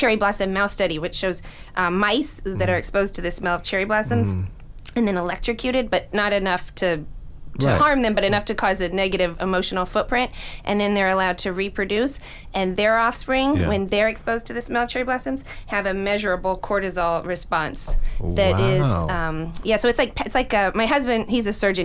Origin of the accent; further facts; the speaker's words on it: Palm Beach County, Florida, United States; I grew up here in Palm Beach County